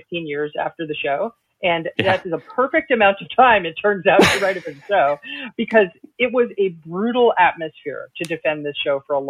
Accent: New York City, New York, United States; as a New Yorker

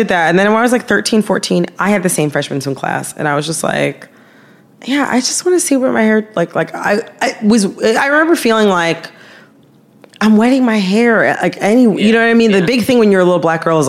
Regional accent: Farmington Hills, Michigan, United States; my hometown, Farmington Hills, Michigan

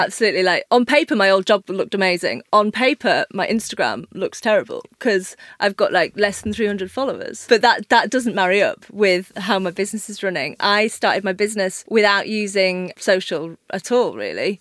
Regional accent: Yorkshire and the Humber, United Kingdom; I'm from Yorkshire. My dad had a pub.

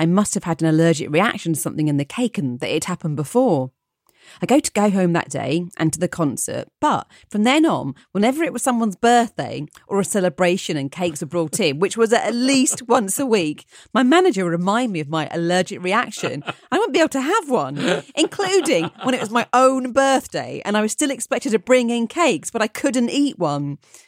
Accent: Cedar Rapids, Iowa, United States; I grew up in Cedar Rapids, Iowa.

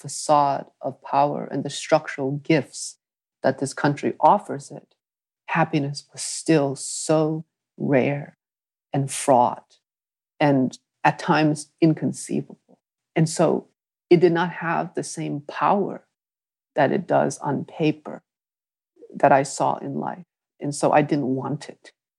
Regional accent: New England, United States; but I think for something about growing up in New England pushed me there even further, because I just saw so much wealth and privilege.

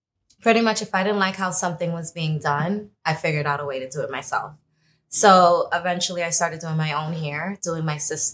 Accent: New York City, New York, United States; also born or lived in Trinidad and Tobago; I am originally born and raised in Brooklyn, New York.

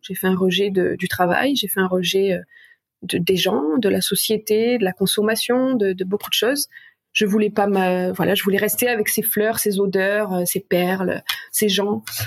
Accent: south of France, France; moved away as an adult; also born or lived in Paris; je suis originaire du sud de la France

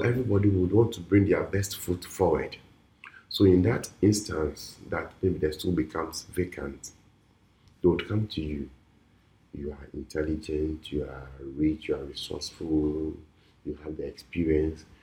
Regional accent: Volta, Ghana; I'm from the Volta region

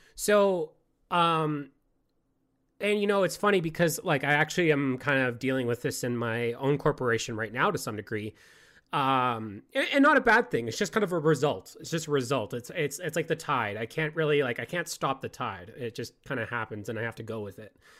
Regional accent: Canada; I hail from the Great White North

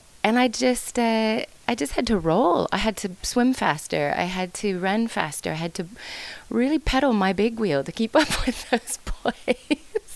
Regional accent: Issaquah, Washington, United States; I grew up outside of Seattle in a small hamlet called Issaquah

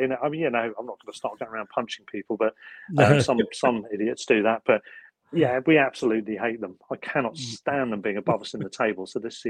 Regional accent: Worthing, South East England, United Kingdom; I'm from Worthing originally, which is down the coast about 11 miles away from Brighton.

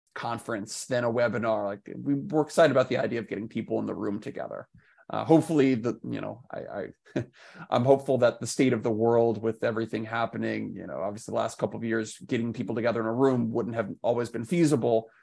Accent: Washington, District of Columbia, United States; moved away as an adult; now in New York City, United States; I grew up in Washington, D C

